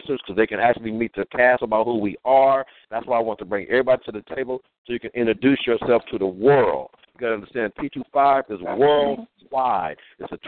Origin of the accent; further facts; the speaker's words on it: Compton, California, United States; also born or lived in Watts, Los Angeles / South Central Los Angeles; I am from Compton. I was born, I was raised in Compton. I was raised in Compton, grew up in Watts, and I hung out in L.A.